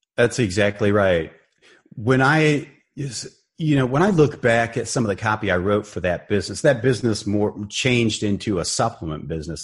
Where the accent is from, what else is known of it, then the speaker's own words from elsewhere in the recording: Barberton, Ohio, United States; I grew up in Barberton, Ohio, a small town, northeastern Ohio, near Akron, Cleveland